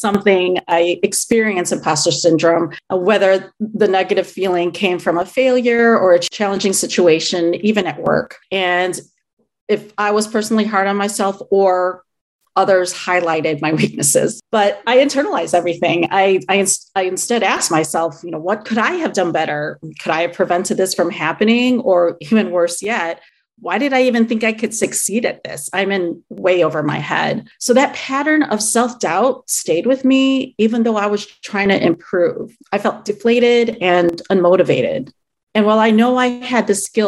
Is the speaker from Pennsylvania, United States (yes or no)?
no; Chicago, Illinois, United States; I am Filipino. I was born and raised in the Chicago area